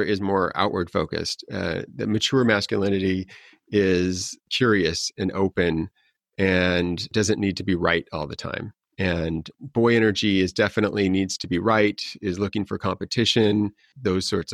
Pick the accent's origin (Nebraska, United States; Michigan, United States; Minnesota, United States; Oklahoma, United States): Nebraska, United States; North Platte; now in Los Angeles, United States; I was born in North Platte, Nebraska, where 80% of the people in that town were working on the railroad